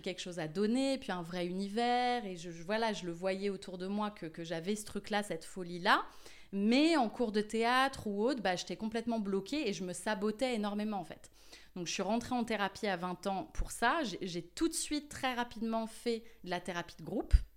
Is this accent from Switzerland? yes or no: no; Paris, Île-de-France, France; moved away as an adult; now in Marseille, France; j'ai grandi à Paris. Je suis euh, une vraie Montmartroise